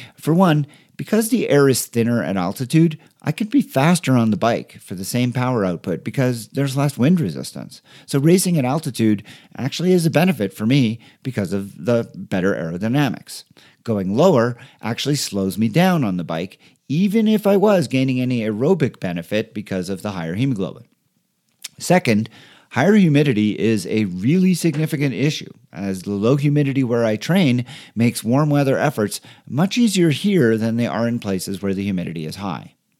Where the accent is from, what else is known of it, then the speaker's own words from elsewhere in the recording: Montreal, Quebec, Canada; moved away as an adult; now in Denver, United States; my hometown of Montreal from where I had just moved